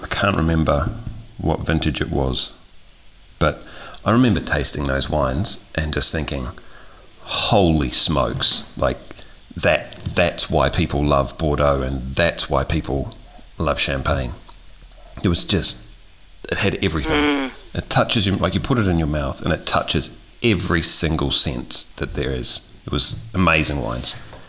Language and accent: English; New Zealand; moved away; So I'm originally from New Zealand.